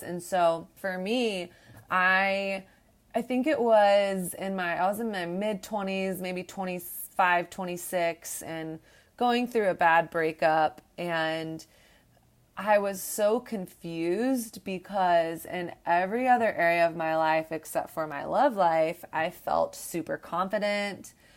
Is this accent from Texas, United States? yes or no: yes; Texas, United States; moved away; I came from the South. I grew up in Texas